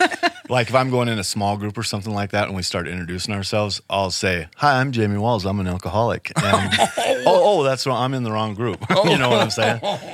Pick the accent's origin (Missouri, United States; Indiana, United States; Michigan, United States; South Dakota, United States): South Dakota, United States; Rapid City; also born or lived in Sioux City, Iowa; Well, you know, I was born here in Rapid City, so I haven't gone far. My mom is from Sioux City, Iowa, so we did move there when I was a kid.